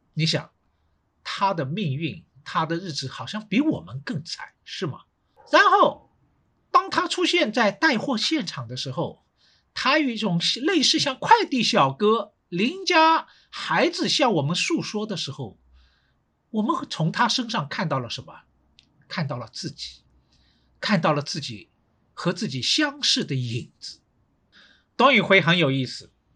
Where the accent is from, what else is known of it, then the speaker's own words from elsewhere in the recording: Shanghai, China; 因为呢，我是上海人